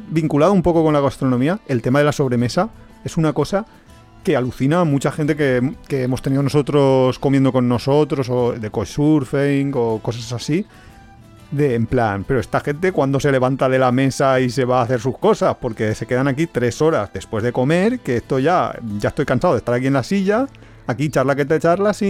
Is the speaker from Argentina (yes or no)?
no; Spain